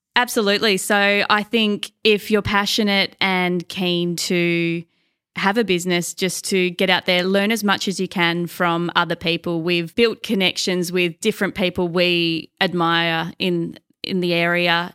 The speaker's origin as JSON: {"language": "English", "area": "near Launceston", "region": "Tasmania", "country": "Australia", "tie": "born or raised there", "said": "I grew up, uh, about thirty minutes west of Launceston and went to Hagley Farm Primary School"}